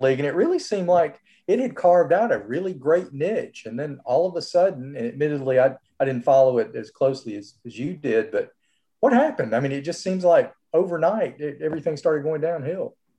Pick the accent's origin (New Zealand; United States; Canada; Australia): United States; Birmingham, Alabama; moved away; I'm from Birmingham, and I'm moving back next week